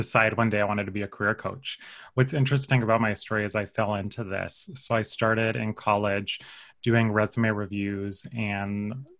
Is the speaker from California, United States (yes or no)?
yes; Paso Robles, California, United States; I'm from the Central Coast, Paso Robles